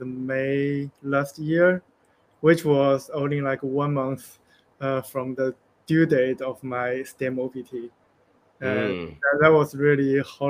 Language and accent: English; China; moved away as an adult; also born or lived in United States; So I am from China. I came to U.S. In 2015 for master's degree